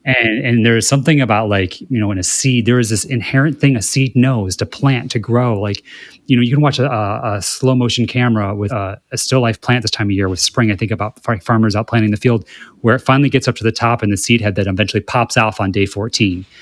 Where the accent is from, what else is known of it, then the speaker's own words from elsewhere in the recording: Midwest, United States; now in West Hollywood, United States; growing up in the Midwest